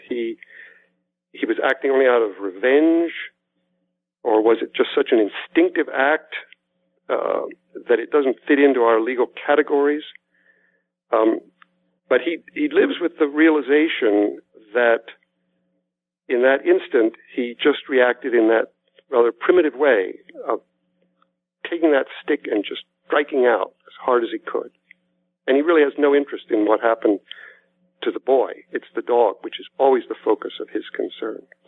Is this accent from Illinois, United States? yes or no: no; Lancaster, Pennsylvania, United States; moved away; I was born in Lancaster, Pennsylvania, in the heart of Amish country. Um, but my parents were Catholics, so I went to parochial school